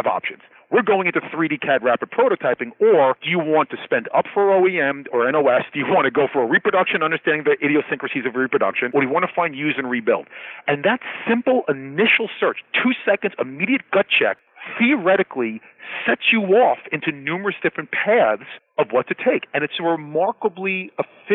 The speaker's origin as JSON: {"language": "English", "town": "New York City", "region": "New York", "country": "United States", "tie": "born or raised there", "said": "a New York City guy"}